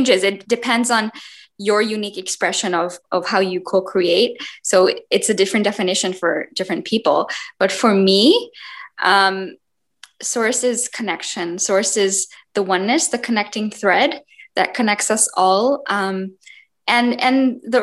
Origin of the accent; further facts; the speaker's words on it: India; I had seven puppies growing up in India.